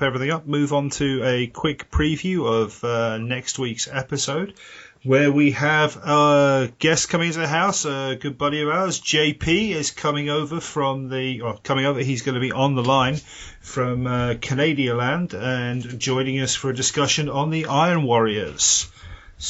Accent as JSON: {"language": "English", "country": "United Kingdom", "said": "speaking as a Brit"}